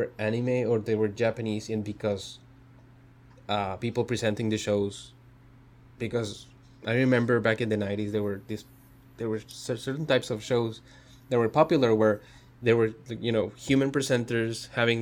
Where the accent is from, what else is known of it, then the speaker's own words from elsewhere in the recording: Mexico; moved away; growing up in Mexico, you get exposed to a lot of cartoons from other countries